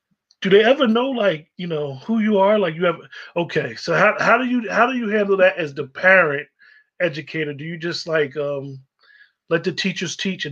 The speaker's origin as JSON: {"language": "English", "region": "Northeast New Jersey", "country": "United States", "tie": "born or raised there", "said": "growing up in Northeast New Jersey, we got all types of different cable networks."}